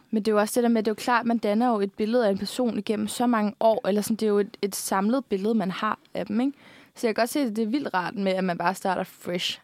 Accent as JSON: {"language": "Danish", "area": "Bornholm", "region": "Capital Region of Denmark", "country": "Denmark", "moved": "yes", "said": "vi er fra Bornholm og er, et samfund, eller er fra et samfund, hvor man faktisk bare kender alle lidt"}